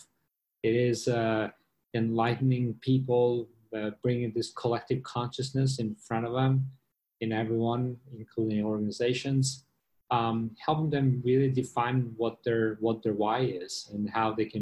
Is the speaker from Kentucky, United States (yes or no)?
no; New York, United States; moved away as an adult; now in Singapore; I was in New York. I'm from New York